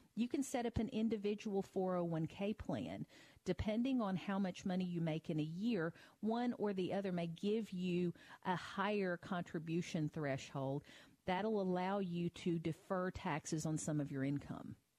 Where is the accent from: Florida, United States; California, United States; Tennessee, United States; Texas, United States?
Tennessee, United States; my home state of Tennessee